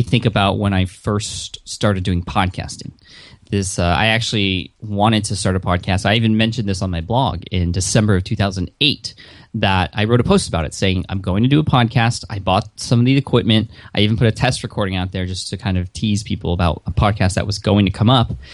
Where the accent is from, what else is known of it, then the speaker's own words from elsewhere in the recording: San Diego, California, United States; I am from San Diego